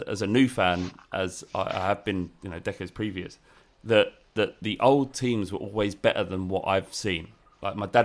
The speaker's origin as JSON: {"language": "English", "region": "London", "country": "United Kingdom", "tie": "born or raised there", "said": "I was born in Holloway."}